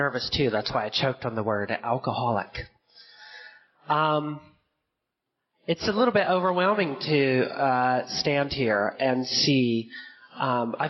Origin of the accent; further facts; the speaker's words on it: Fayetteville, Georgia, United States; where I grew up in the South, in Fayetteville, Georgia